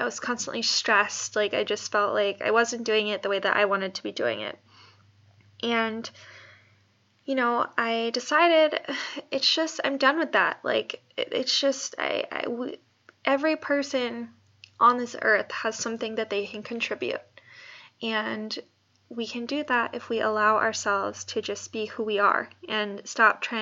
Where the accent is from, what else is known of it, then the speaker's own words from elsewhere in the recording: Bay Area, California, United States; also born or lived in New Jersey; I am originally from the Bay Area